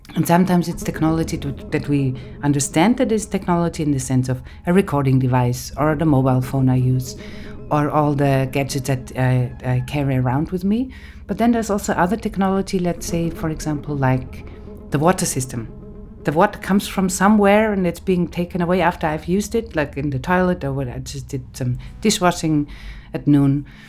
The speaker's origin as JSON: {"language": "English", "town": "Innsbruck", "region": "Tyrol", "country": "Austria", "tie": "born or raised there", "also_born_or_lived": "Graz", "second_language": "English", "moved": "yes", "said": "I grew up in Innsbruck, in the western part of Austria."}